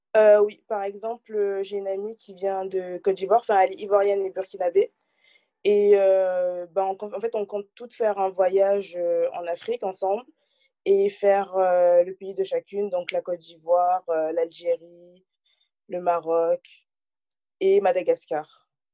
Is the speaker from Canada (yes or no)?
no; France; j'ai grandi en France je suis née en France